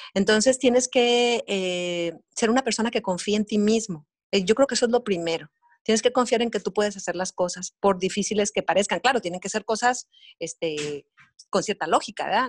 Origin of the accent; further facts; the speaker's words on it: Sonora, Mexico; also born or lived in Mazatlán, Sinaloa; now in Culiacán, Mexico; soy de Sonora y porque nací en agosto